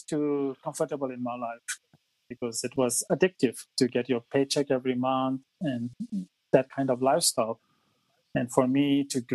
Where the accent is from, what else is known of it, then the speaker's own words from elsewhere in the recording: Mumbai, Maharashtra, India; moved away as an adult; now in Australia; So I grew up in India. I moved to Australia about 17 years ago